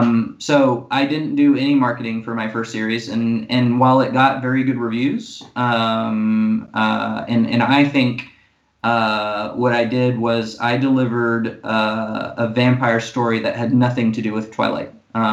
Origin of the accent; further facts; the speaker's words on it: Monaco; part of the bad side of being the only child and growing up in Monaco and then joining the Marine Corps